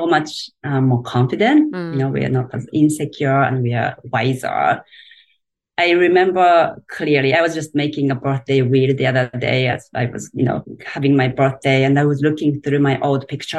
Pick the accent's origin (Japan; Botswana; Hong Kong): Japan; English is a second language; moved away as an adult; now in United States; I grew up in Japan, and if you know anything about Japan, it's a pretty traditional society